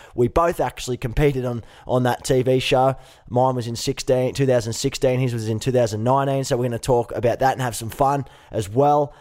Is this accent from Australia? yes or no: yes; Gold Coast, Queensland, Australia; I grew up on the Gold Coast